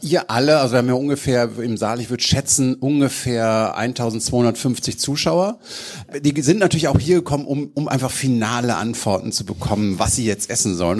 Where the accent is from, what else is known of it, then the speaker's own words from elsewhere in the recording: Düsseldorf, North Rhine-Westphalia, Germany; accent: Rhenish; Als Düsseldorfer